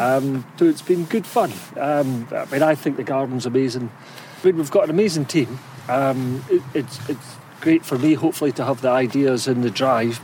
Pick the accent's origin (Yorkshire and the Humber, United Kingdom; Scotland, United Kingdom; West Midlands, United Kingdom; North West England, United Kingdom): Scotland, United Kingdom; St Andrews; I'm from St Andrews